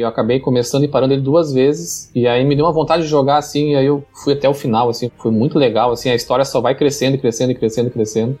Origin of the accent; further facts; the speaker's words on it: Pelotas, Rio Grande do Sul, Brazil; eu sou gaúcho, eu sou de Pelotas, no Rio Grande do Sul, bem no extremo sul aqui